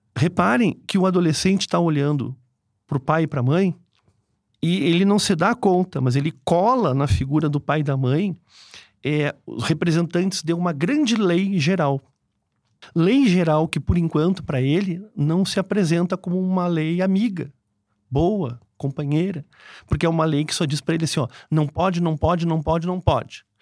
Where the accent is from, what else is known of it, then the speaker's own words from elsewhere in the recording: Porto Alegre, Rio Grande do Sul, Brazil; moved away; eu sou de Porto Alegre